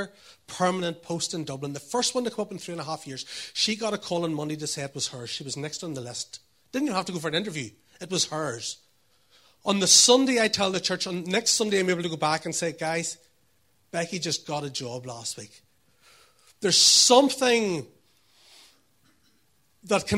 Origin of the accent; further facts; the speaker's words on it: Northern Ireland, United Kingdom; I was brought up here.